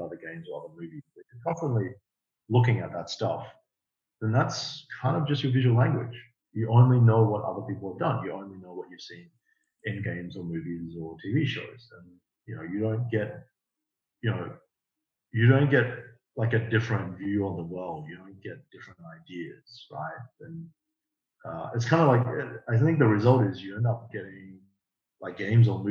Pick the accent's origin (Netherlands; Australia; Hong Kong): Australia; I grew up in Australia and I went to university in Australia